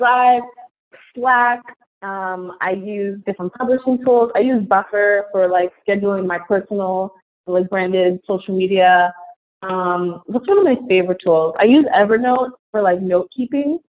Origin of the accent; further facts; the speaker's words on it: New York, United States; I'm from New York.